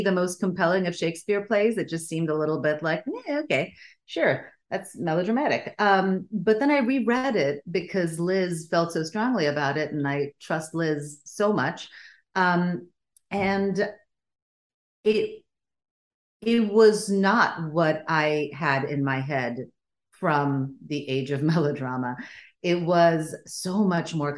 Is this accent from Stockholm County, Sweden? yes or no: yes; Stockholm, Stockholm County, Sweden; first language Bulgarian; English is a second language; moved away; also born or lived in Bulgaria; I grew up in Sweden because that's where my parents emigrated to. And I was born in Bulgaria. My first language was Bulgarian.